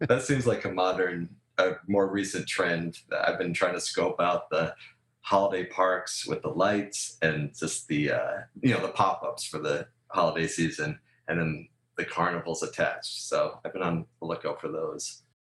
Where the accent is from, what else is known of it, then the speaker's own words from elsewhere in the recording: Rhode Island, United States; now in Southern California, United States; I grew up in Rhode Island